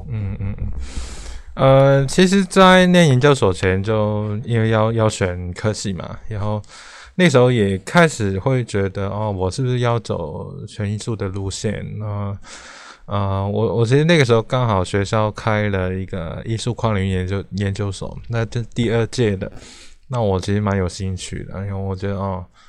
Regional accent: Hong Kong; moved away as an adult; also born or lived in Taipei, Taiwan; now in Taiwan; 我是，呃，从香港来的一个， 一个， 一个，不能说学生啊。 啊， 我， 我来台湾念台北艺术大学的美术系，哈，应该是，这大概是二零零六年来的了

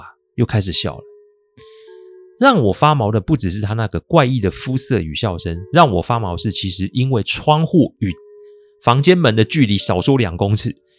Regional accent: Taiwan; 感觉不是我们台湾人煮的菜，怎么看都觉得是中国菜色。

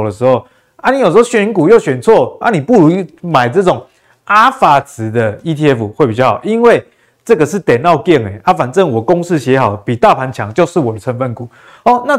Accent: Taiwan; 像我们台湾人就是很喜欢玩中小型股嘛，所以你同样针对中小型股的因子放到台湾跟放到美国，我相信啊，这个结果会是一个不一样的。

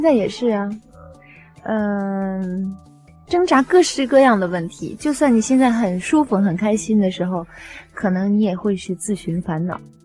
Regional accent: Beijing, China; 我是北京人

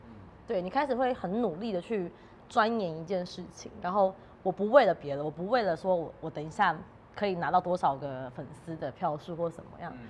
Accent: Tainan, Taiwan; moved away as an adult; 因为我是南部人，台南的小孩嘛，所以我大学就十八岁我才上台北。

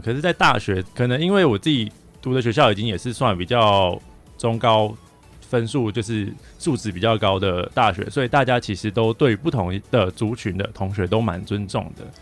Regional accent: Taichung, Taiwan; moved away as an adult; now in Taipei, Taiwan; 我是台中人，现在在台北读大学当中

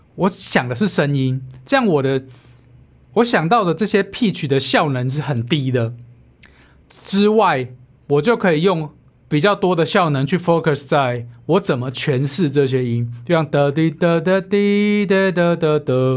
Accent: Taiwan; 其实我们台湾人都会嘛， 会听得懂一点台语，听得懂英语

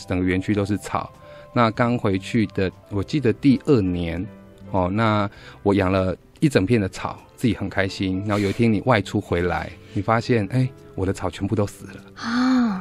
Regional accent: Tainan, Taiwan; 皮肤就是黝黑，是我们台南人的特色

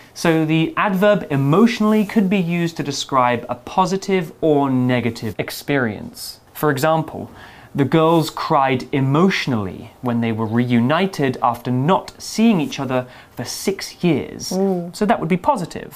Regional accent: on the North Sea coast, England, United Kingdom; where I'm from uh, really? in, in England

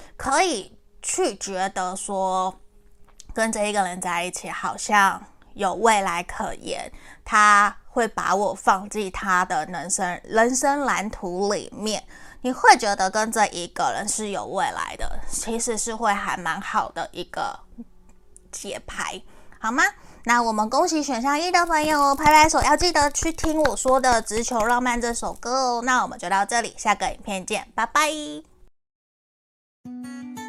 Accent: Taiwan; 我是台湾人，可是我的国语不好

